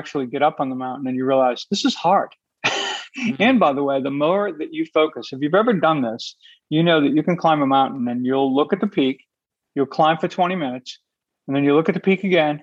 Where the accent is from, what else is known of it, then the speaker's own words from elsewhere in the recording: Boston, Massachusetts, United States; I'm from Boston